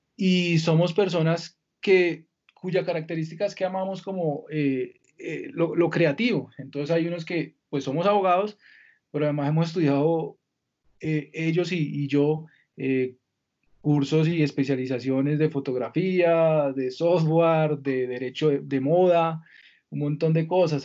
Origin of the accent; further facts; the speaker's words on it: Villavicencio, Meta, Colombia; Yo soy de Villavicencio, Mi infancia la pasé allá